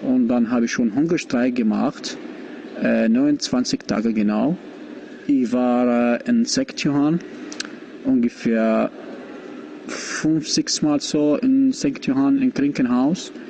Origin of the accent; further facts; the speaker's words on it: Iraq; German is a second language; ich komme aus dem Irak.